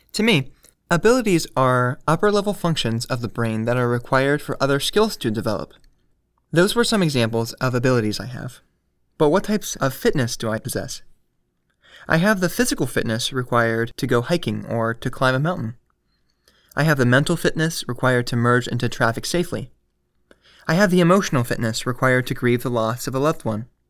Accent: United States; As an American

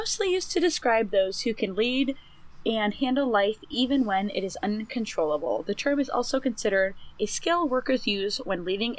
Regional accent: Northeast Ohio, United States; I grew up in Northeast Ohio.

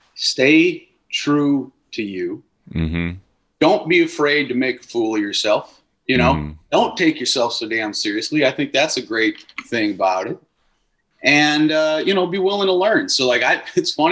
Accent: Wisconsin, United States; moved away as an adult; growing up in Wisconsin and having deep roots

